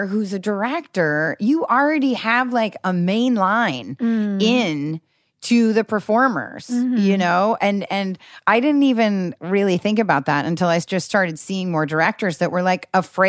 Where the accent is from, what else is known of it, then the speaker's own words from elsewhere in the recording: Newport Beach, California, United States; also born or lived in Seattle, Washington; Because I grew up in Newport Beach.